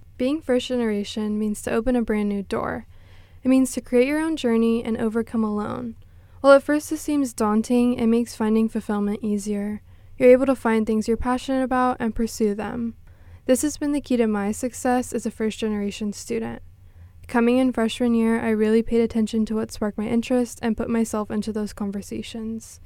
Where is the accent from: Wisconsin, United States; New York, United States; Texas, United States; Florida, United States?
Texas, United States; Corpus Christi; I'm from Corpus Christi, Texas